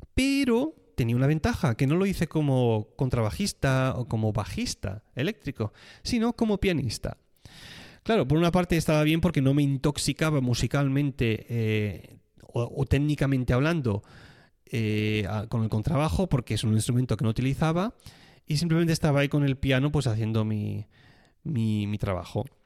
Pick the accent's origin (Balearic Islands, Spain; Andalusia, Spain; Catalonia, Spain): Catalonia, Spain; moved away; soy catalán